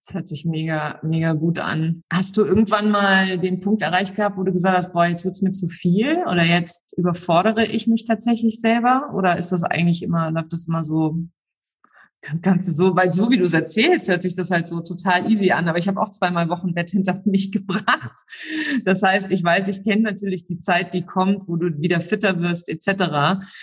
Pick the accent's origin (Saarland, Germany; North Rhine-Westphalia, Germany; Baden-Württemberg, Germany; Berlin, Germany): Saarland, Germany; Ich bin äh, im Saarland aufgewachsen